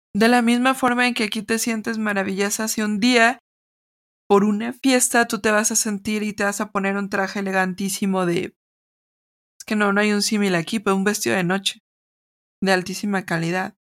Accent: Mexico; yo como mexicana

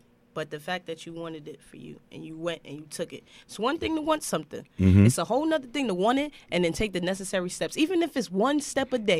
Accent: New York City, New York, United States; I'm from the bottom. I'm from Marcy Projects.

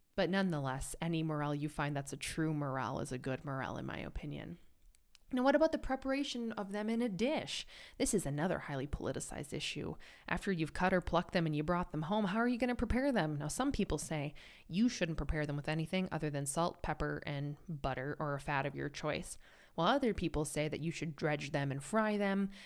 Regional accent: United States; now in Europe; an American who lives in Europe

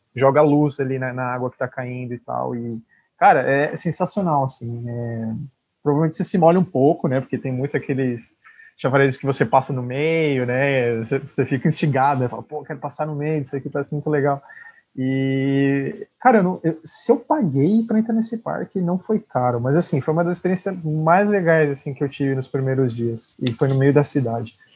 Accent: São Paulo, Brazil; a gente que era de São Paulo

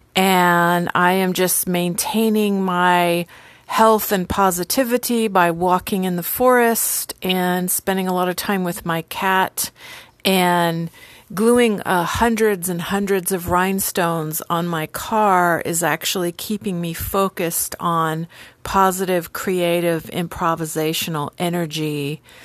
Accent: San Diego, California, United States; I grew up in San Diego

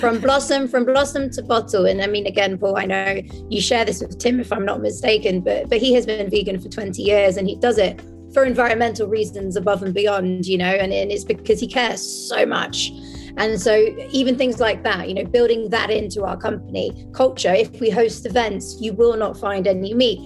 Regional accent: France; now in Amsterdam, Netherlands; I was raised in France

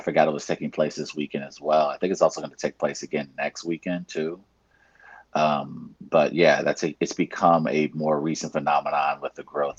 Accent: New York, United States; even as a New Yorker

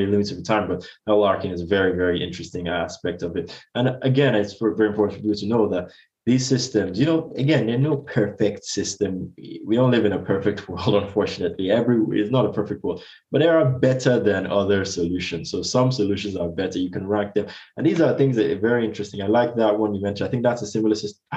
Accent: Nigeria; now in United Kingdom; I come from Nigeria

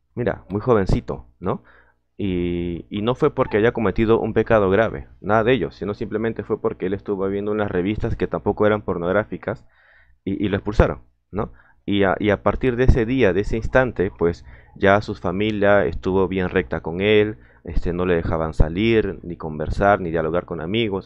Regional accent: Peru; saludos de Lima, Perú también, uno, un compatriota

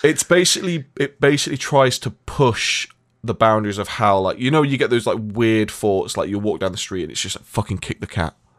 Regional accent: Nottingham, East Midlands, United Kingdom; my hometown, uh, at one point. They came to Nottingham

